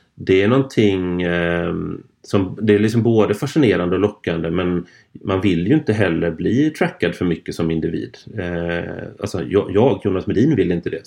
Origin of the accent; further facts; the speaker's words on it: Gothenburg, Västra Götaland, Sweden; från min hemstad här